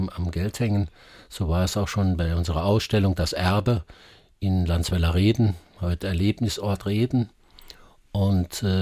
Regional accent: Saarland, Germany; und ich höre das immer wieder, wenn ich rauskomme in, in Deutschland, wo, wo, die sagen, wo kommst du denn her? Aus also dem Saarland.

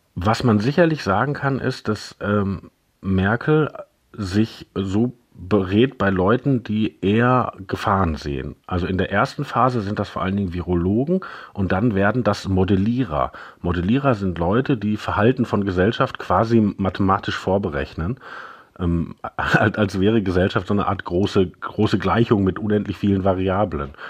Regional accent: Germany; bei uns in Deutschland

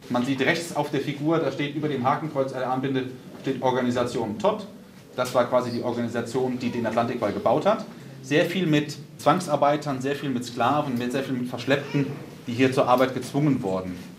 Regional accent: Germany

